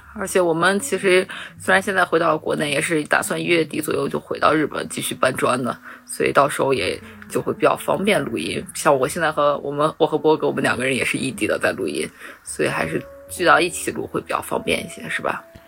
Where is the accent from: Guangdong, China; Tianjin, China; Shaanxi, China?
Shaanxi, China; Xi'an; moved away; 我高手回到了我家乡西安